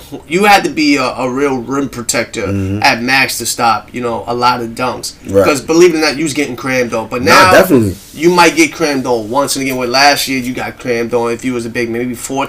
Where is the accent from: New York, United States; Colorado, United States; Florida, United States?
New York, United States; New York City; I'm from Harlem, people. So you know I got to do that. We're originated. You know what I mean? From Harlem all day